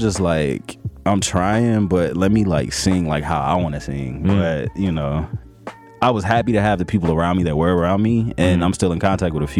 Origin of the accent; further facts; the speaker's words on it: Atlanta, Georgia, United States; I grew up in Atlanta